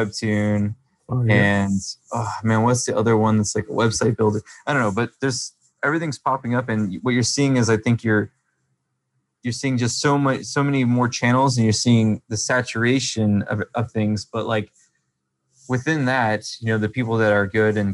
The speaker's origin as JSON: {"language": "English", "region": "Georgia", "country": "United States", "tie": "born or raised there", "also_born_or_lived": "Los Angeles / Atlanta / Marietta", "said": "I came from Georgia. So I was born in Georgia, then moved to Los Angeles for, you know, from the time I was one till like four or five, then we moved back to Georgia"}